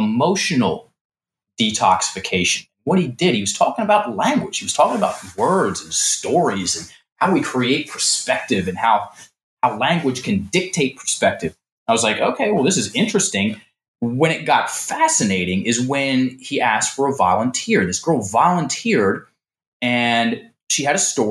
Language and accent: English; Richmond, Virginia, United States; moved away as an adult; I'm some dude from Richmond, Virginia. You know, my dad is a small business guy. My mom was a teacher, and I was brought up Southern Baptist.